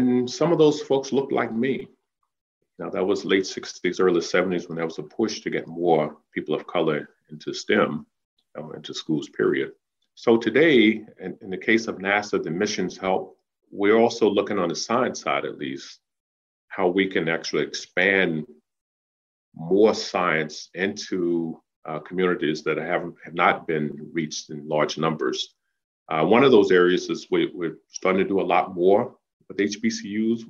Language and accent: English; Danville, Virginia, United States; that little boy growing up in Danville